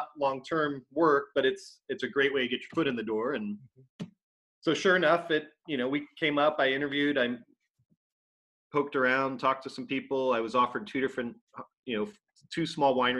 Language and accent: English; Los Angeles, California, United States; also born or lived in San Diego; I grew up in Southern California and then in the LA area, but moved to San Diego to go to college at San Diego State starting in 1993